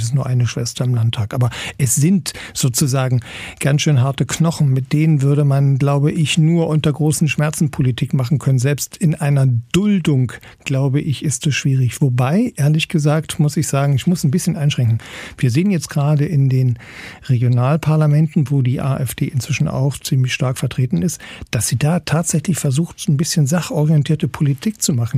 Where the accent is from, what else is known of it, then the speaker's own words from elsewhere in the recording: Saxony-Anhalt, Germany; bei uns in Sachsen-Anhalt haben wir zum Teil ländliche Strukturen